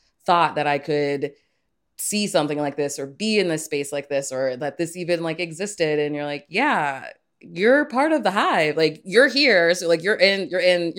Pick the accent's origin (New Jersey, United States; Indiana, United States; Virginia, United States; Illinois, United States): Virginia, United States; Northern; moved away as an adult; now in Chicago, United States; Originally, I'm from Northern Virginia, just outside of DC.